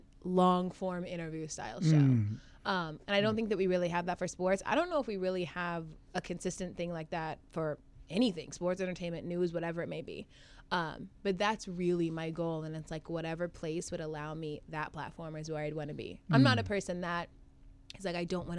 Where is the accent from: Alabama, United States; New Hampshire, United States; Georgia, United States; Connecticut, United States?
Georgia, United States; Atlanta; moved away as an adult; also born or lived in Chicago; now in New York, United States; I'm from the suburbs of Atlanta, so you know. So I don't have that like Atlanta cuz accent